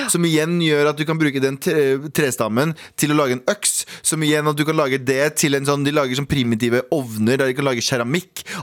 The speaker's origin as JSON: {"language": "Norwegian", "town": "Mysen", "region": "Østfold", "country": "Norway", "said": "Jeg er fra Mysen"}